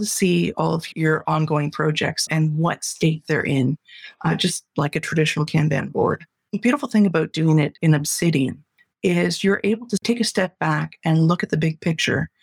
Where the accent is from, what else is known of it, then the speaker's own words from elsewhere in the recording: Canada; I'm a Canadian